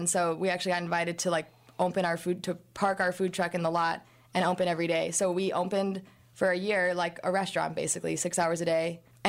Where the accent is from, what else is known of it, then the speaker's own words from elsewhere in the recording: Chicago, Illinois, United States; moved away as an adult; also born or lived in Texas; Yeah, and I'm from Chicago. I wanted to get out of the Midwest.